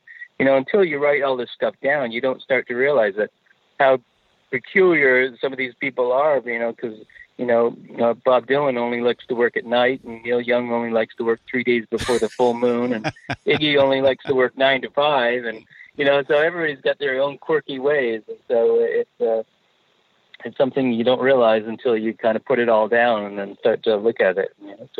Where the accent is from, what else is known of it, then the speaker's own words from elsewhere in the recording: Canada; moved away as an adult; also born or lived in Manchester, England; So, yeah, I was born in Manchester, England, and my parents immigrated to Canada when I was four. So I kind of grew up Canadian. But then I only stayed in Canada till I was 20, and then I got out of here.